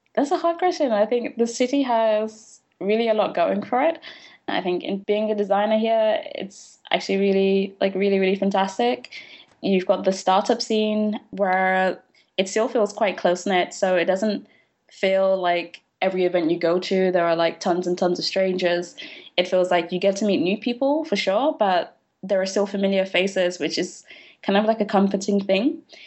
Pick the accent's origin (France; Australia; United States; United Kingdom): United Kingdom; London; moved away as an adult; also born or lived in Leeds; now in Berlin, Germany; I had been born in London, I was raised in London, but I'd never really lived anywhere else aside from when I went to Leeds for university